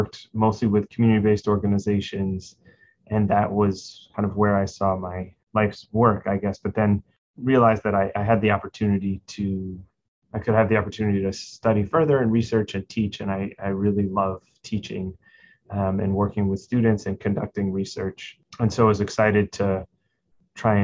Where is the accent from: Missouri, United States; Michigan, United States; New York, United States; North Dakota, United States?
New York, United States; New York City; growing up in New York City when I was a child